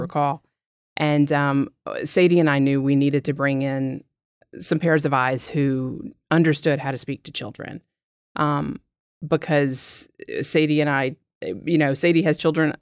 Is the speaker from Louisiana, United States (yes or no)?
yes; South Louisiana, United States; moved away as an adult; now in Baton Rouge, United States; I'm from South Louisiana, but, uh, have lived all over the country and finally came back home to practice